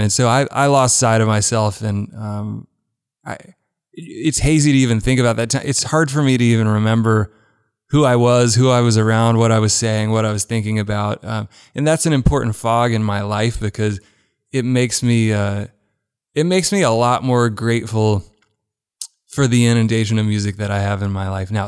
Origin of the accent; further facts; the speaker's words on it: Birmingham, Alabama, United States; moved away as an adult; now in Nashville, United States; I grew up in Birmingham. U A B was footsteps from my house